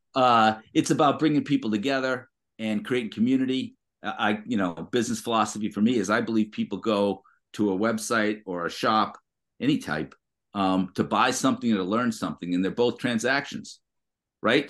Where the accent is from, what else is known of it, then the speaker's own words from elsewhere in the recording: Massachusetts, United States; I grew up in Massachusetts